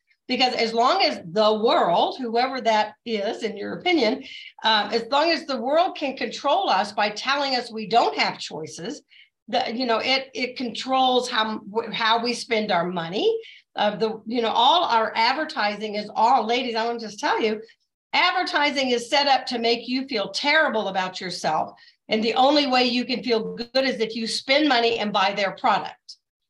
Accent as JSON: {"language": "English", "region": "the South", "country": "United States", "tie": "born or raised there", "said": "So my dad was a colonel in the Air Force. We were raised in the South and we went to the Southern Baptist Church."}